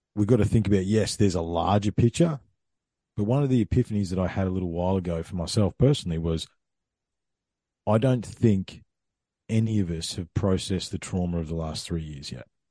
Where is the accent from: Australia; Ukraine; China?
Australia; Ballarat, Victoria; moved away; also born or lived in Queensland; I grew up in Ballarat, okay? So I've spent more time in Queensland than I did in Victoria